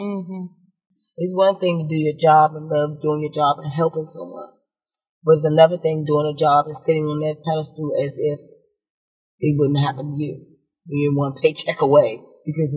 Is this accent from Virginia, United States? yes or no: no; Washington, District of Columbia, United States; I grew up again in Southeast. I lived in Park Southern